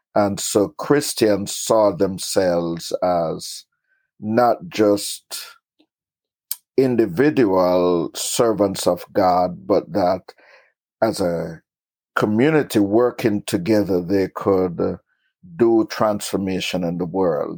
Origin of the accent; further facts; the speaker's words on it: Jamaica; moved away; also born or lived in Kingston, Jamaica / Queens, New York; I was born in Kingston, Jamaica, and grew up in rural Jamaica